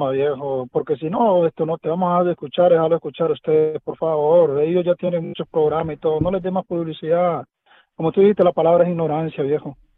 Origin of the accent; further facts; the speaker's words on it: Mexico; now in Florida, United States; Yo soy mexicano, pero a mí me gusta el fútbol centroamericano. ¿Por qué? Porque yo vivo aquí en la Florida.